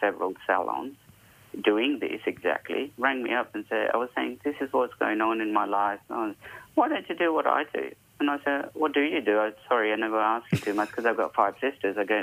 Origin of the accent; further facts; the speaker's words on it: Hyderabad, Telangana, India; now in Perth, Australia; I was born and bred in India. Hyderabad was my city. Those are all my memories as I grew up